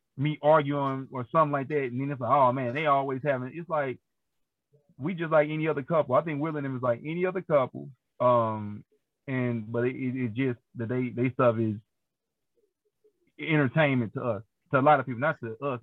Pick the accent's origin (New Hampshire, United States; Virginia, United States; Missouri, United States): Missouri, United States; St. Louis; I grew up on Goodfellow and Lily and in North County